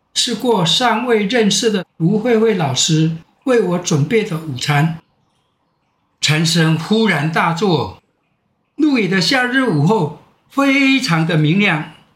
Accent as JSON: {"language": "Chinese", "area": "Minhe Village", "region": "Nantou County", "country": "Taiwan", "tie": "born or raised there", "also_born_or_lived": "Luye, Taitung County / Taipei", "moved": "as an adult", "said": "这是我的家乡，只要有我在，民和没问题"}